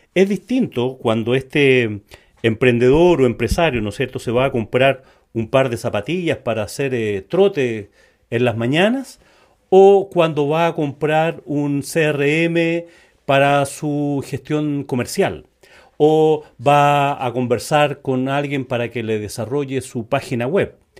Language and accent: Spanish; Chile; en Chile le decimos independiente